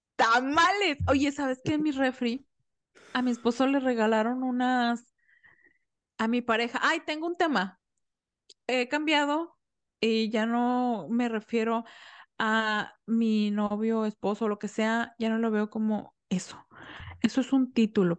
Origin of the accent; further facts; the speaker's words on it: Mexico; yo soy mexicana y aquí en México no se celebra el Thanksgiving